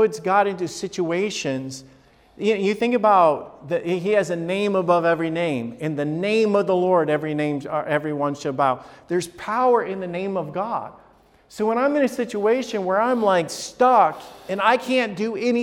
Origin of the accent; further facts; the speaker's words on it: Huntsville or Decatur, Alabama, United States; now in Columbus, United States; I grew up in Huntsville or Decatur, Alabama